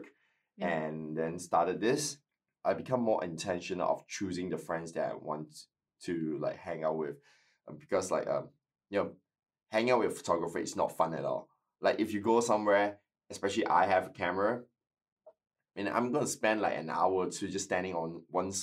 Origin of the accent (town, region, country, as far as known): Malaysia; now in Adelaide, Australia